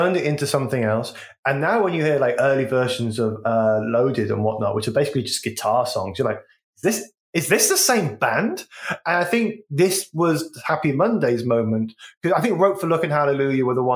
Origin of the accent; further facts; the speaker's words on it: West Midlands, United Kingdom; I'm from the West Midlands, so we had Grebo Kids